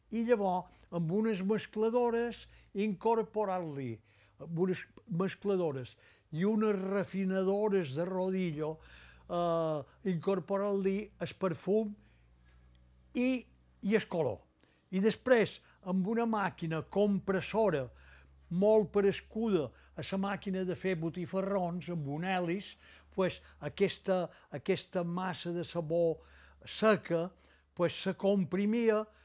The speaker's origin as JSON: {"language": "Catalan", "town": "Bunyola", "region": "Balearic Islands", "country": "Spain", "tie": "born or raised there", "said": "Vaig néixer a Bunyola, a la plaça, que llavors se deia Plaza de la Constitució"}